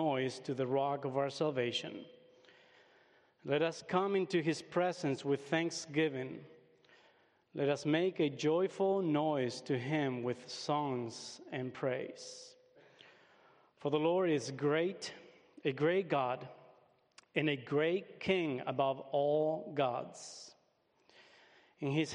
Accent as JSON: {"language": "English", "country": "Uruguay", "tie": "born or raised there", "also_born_or_lived": "United States", "second_language": "English", "moved": "as an adult", "said": "I was born and raised in Uruguay. At the age of 20, I had the opportunity to come and study here in the States"}